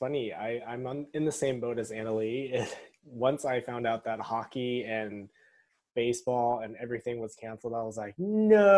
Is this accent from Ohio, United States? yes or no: no; Pittsburgh, Pennsylvania, United States; now in San Francisco, United States; I was born in Pittsburgh, Pennsylvania